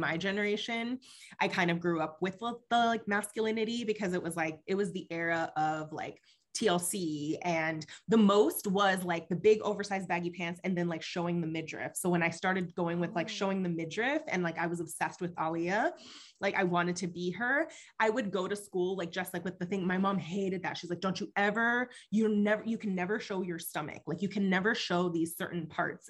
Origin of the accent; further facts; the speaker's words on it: West Coast, United States; English is a second language; growing up on the West Coast